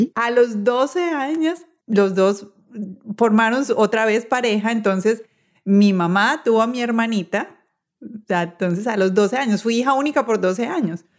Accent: Medellín, Antioquia, Colombia; Yo soy de Medellín

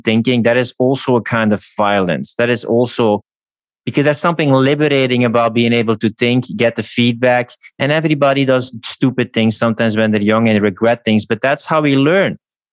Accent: Belgium; I come from Belgium

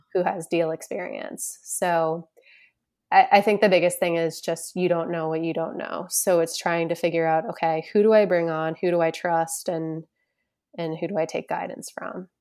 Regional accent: Boston, Massachusetts, United States; I'm originally from the Boston, Massachusetts area, northeastern part of the United States

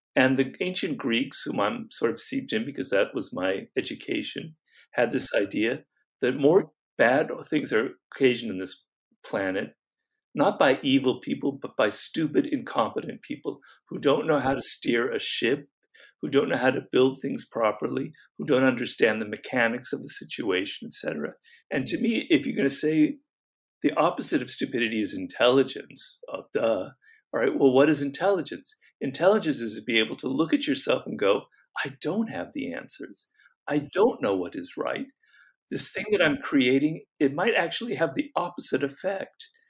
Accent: Los Angeles, California, United States; where I grew up in Los Angeles in a canyon.

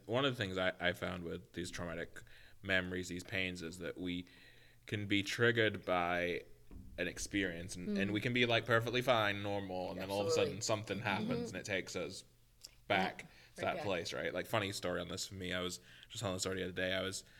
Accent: England, United Kingdom; And I, being an English man, immediately turned into this, like, it's raining in England mode.

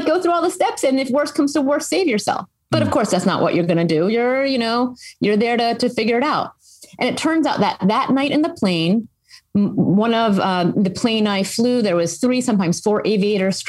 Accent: Philadelphia, Pennsylvania, United States; moved away as an adult; I grew up in the Philadelphia area for those who are maybe in the region, and I went to the school I now run.

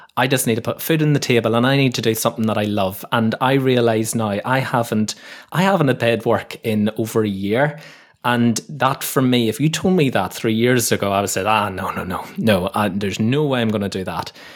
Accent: Northern Ireland, United Kingdom; moved away as an adult; also born or lived in London / Leeds; now in Kent, United Kingdom; where I grew up in Northern Ireland was a beautiful, beautiful little village. It was just at the foot of these really famous mountains in Northern Ireland called the Moran Mountains.

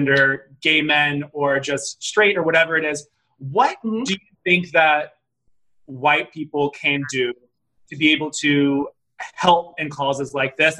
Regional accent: Memphis, Tennessee, United States; I was brought up in Memphis, Tennessee

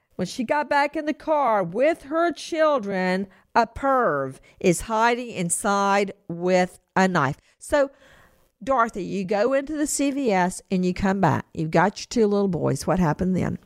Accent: Macon, Georgia, United States; my hometown of Macon, Georgia

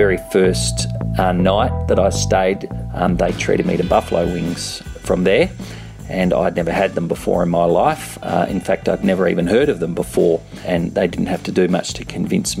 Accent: Perth, Western Australia, Australia; moved away as an adult; also born or lived in London, United Kingdom; now in Sydney, Australia; where I grew up in Perth

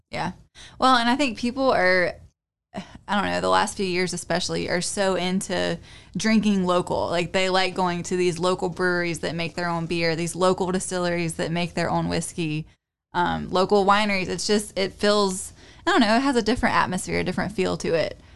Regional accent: Louisville, North Carolina, United States; also born or lived in Winston-Salem, North Carolina; I wasn't born in Louisville, I was born in Winston-Salem, but I lived in Louisville for several years in my childhood

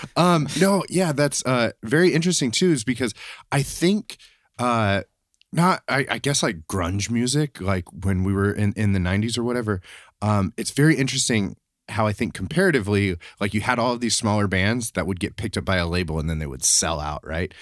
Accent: Tennessee, United States; growing up where I grew up in Tennessee was really close to where Dolly Parton grew up

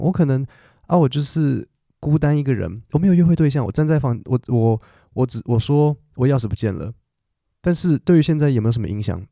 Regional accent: Taiwan; 因为我是我们台湾人嘛，我比较客气

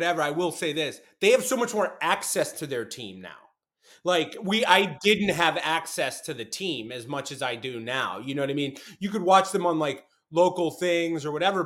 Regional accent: Boston, Massachusetts, United States; born or raised there

